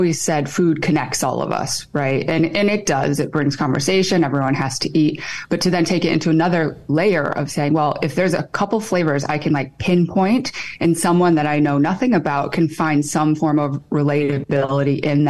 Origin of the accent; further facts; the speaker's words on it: Michigan, United States; moved away as an adult; also born or lived in Seoul, South Korea / Chicago / Boston / Austin, Texas; now in Fairfield, United States; I was raised in Michigan, not by Korean people